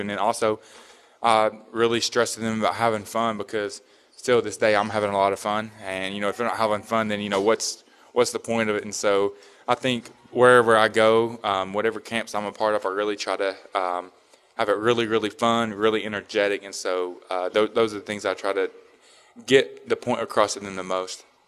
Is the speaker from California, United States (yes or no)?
no; Tennessee, United States; me growing up in Tennessee